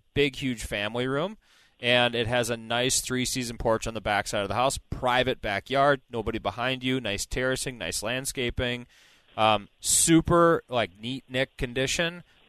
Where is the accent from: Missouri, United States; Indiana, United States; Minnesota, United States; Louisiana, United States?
Minnesota, United States; Burnsville; I grew up in Burnsville, played a lot of knee hockey in basements in these homes as a kid